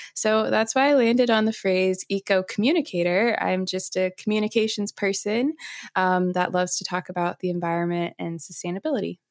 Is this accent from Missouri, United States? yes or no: yes; St. Louis, Missouri, United States; moved away as an adult; also born or lived in California; I'm from St. Louis, Missouri.